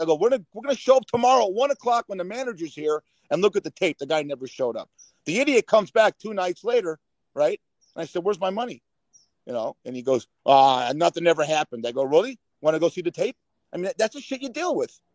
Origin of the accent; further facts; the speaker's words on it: Los Angeles, California, United States; born and raised in Los Angeles